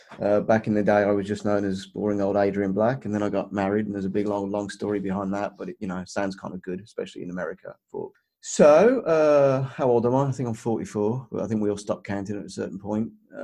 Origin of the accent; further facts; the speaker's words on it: Birmingham, West Midlands, United Kingdom; now in Los Angeles, United States; As you can tell from my accent, that is not originally where I am from. But I was originally brought up in Birmingham, England, United Kingdom.